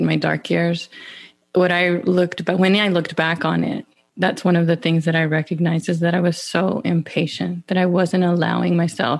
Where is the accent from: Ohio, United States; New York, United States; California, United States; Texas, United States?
Texas, United States; Pecos; I grew up in West Texas in the Permian Basin area. Specifically, I'm gonna credit Pecos.